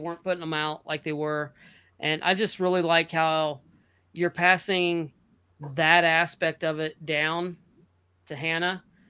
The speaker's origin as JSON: {"language": "English", "region": "Kansas", "country": "United States", "tie": "born or raised there", "said": "I was born in Kansas, but when they call it the plains, it is plain."}